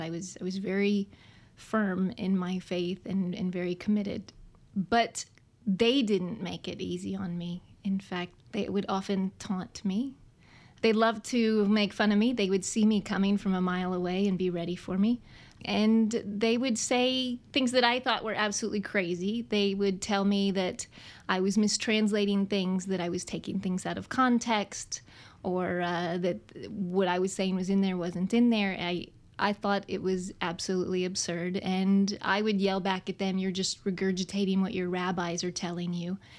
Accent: Houston, Texas, United States; I was raised in Houston, Texas

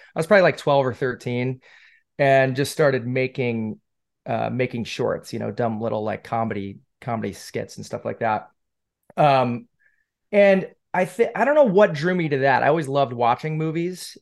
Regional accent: Syracuse, New York, United States; moved away as an adult; now in Los Angeles, United States; I'm from Syracuse

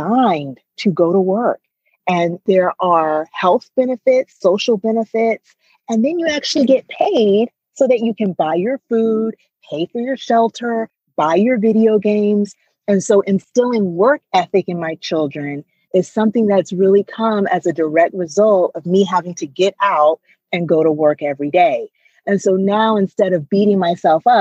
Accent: United States; growing up in America

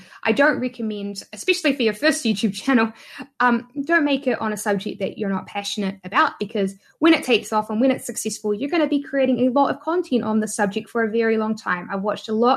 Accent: New Zealand; accent: New Zealand; I'm a Kiwi.

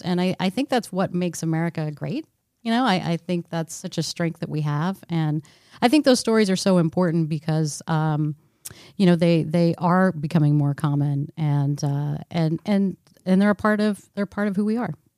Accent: Texas, United States; I grew up in Texas

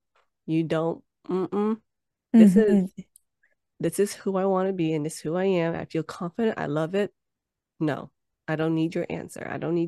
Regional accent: United States; I don't say I'm Vietnamese American. Even though I live in America, I just say I'm Vietnamese.

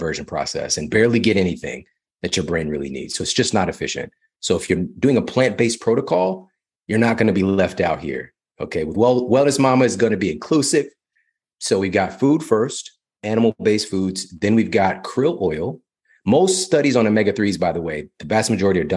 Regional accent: Ferguson, Missouri, United States; I'm from Ferguson, Missouri.

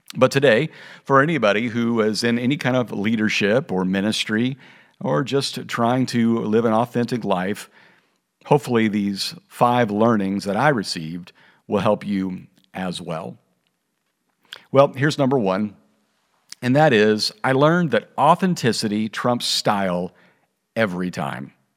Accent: Kansas, United States; moved away as an adult; also born or lived in Oklahoma / Missouri / Kentucky / California; now in Texas, United States; My wife and I grew up in Kansas and Missouri

